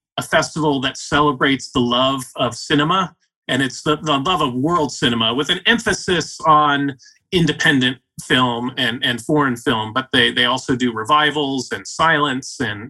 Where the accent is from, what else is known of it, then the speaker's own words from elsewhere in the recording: Colorado, United States; moved away; I'm from Colorado